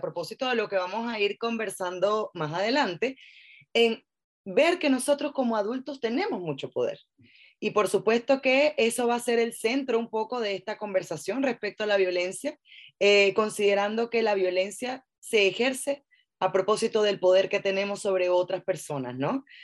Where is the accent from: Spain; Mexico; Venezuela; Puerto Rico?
Venezuela; now in Chile; yo soy venezolana, estoy en Chile